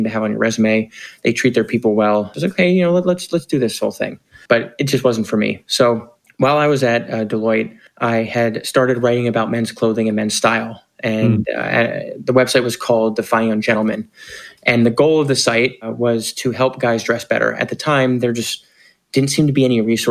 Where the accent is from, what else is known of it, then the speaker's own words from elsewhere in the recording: Bryn Mawr, Pennsylvania, United States; moved away as an adult; also born or lived in Boston / New York; I grew up outside of Philadelphia in a town called Bryn Mawr. Spent most of my life there